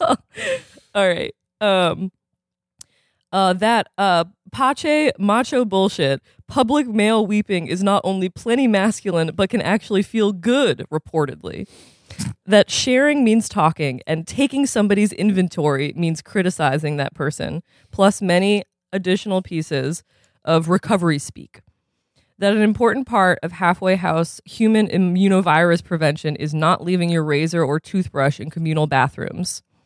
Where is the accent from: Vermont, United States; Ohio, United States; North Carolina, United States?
Vermont, United States; Burlington; I'm from Burlington, Vermont, a four hour drive from Boston